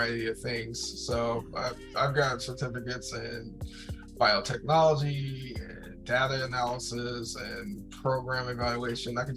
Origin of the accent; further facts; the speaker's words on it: United States; born and raised in the United States